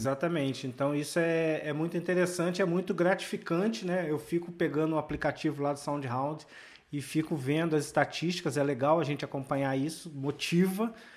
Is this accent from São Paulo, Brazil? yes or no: no; Volta Redonda, Rio de Janeiro, Brazil; a minha cidade natal, que é Volta Redonda